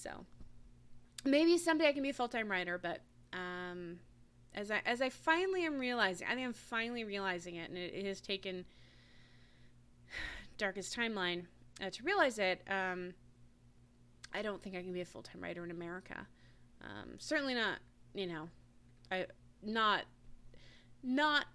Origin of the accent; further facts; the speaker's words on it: Washington, United States; moved away; also born or lived in Alaska; I grew up in Washington State